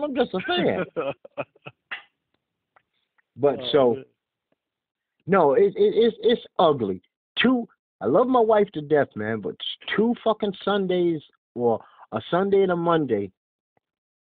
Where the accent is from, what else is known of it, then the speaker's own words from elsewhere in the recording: New York City, New York, United States; being born and raised in Brooklyn?